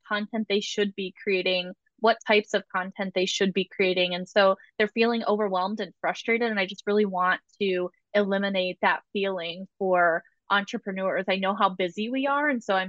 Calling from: Ohio, United States; Joining from chilly Ohio. Spring has not sprung here.

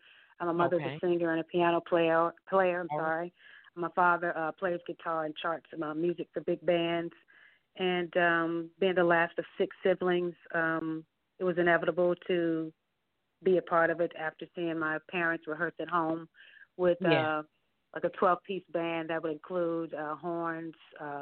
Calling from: Atlanta, Georgia, United States; I'm calling from Atlanta, Georgia.

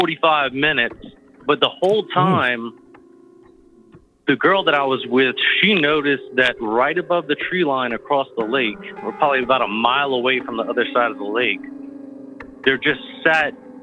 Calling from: Louisiana, United States; from Louisiana.

